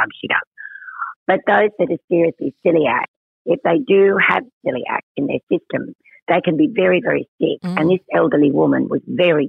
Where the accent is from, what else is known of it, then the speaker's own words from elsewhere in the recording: Cooma, New South Wales, Australia; I was born in Coomer, New South Wales. But my relatives are all really country people. So I was also brought up in the country.